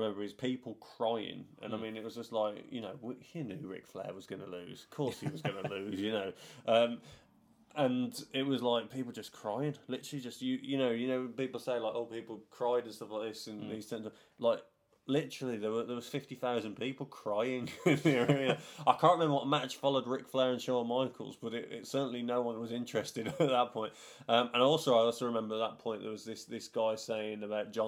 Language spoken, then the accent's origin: English; United Kingdom; a British fan